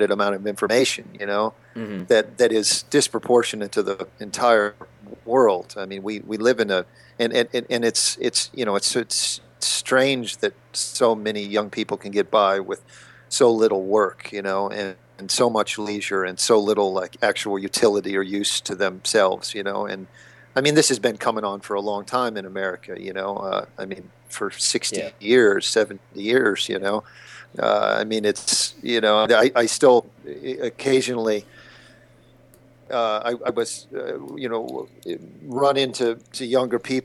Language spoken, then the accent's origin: English; King of Prussia, Pennsylvania, United States; moved away as an adult; also born or lived in New York; I grew up outside of Philadelphia, yeah, near King of Prussia Mall